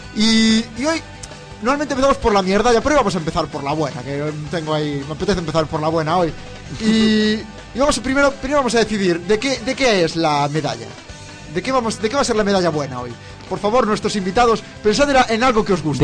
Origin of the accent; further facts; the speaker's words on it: Santiago de Compostela, Galicia, Spain; Yo soy de Santiago